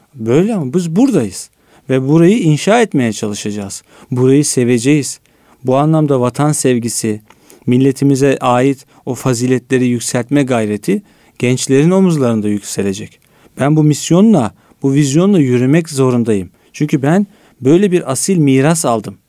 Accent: Istanbul, Turkey; Esenler'de büyüdüm. Varoş bir yerde Esenler ben büyürken 90'larda

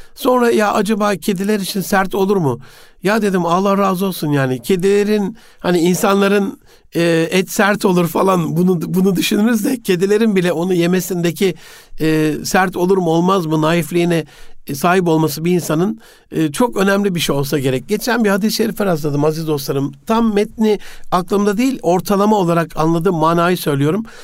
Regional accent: Osmaniye, Turkey; bir evde büyüdüm e, Osmaniye'de.

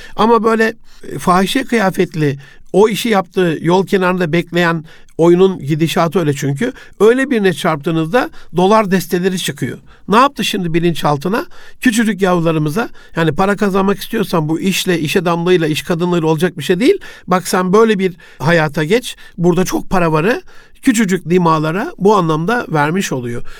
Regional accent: Osmaniye, Turkey; also born or lived in Gaziantep; babamın görevi dolayısıyla Osmaniye'ye tayini çıkmıştı. 67 Antep doğumluyum. 74'te biz Osmaniye'ye geldik

